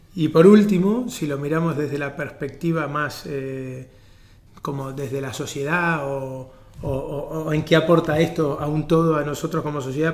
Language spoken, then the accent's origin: Spanish; Argentina; now in Spain; yo que vengo de Argentina y mismo aquí en España